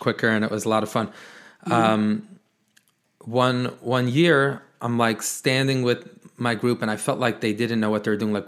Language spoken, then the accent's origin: English; New York City, New York, United States; I am born and raised in Brooklyn, New York